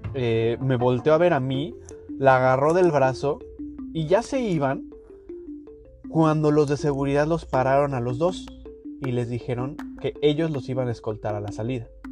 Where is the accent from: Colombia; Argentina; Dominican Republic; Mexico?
Mexico; moved away; a nosotros como mexicanos